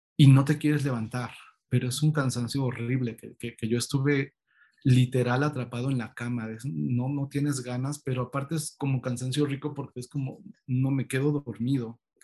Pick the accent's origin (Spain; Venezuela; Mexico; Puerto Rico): Mexico; State of Mexico; now in Mexico City, Mexico; mis papás decidieron irse al Estado de México y ahí fue donde llevé toda mi, vida estudiantil